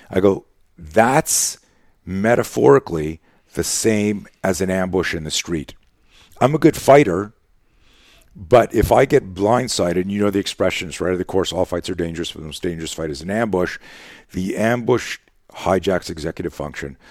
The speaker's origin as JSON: {"language": "English", "country": "Canada", "tie": "born or raised there", "said": "we grew up in Canada"}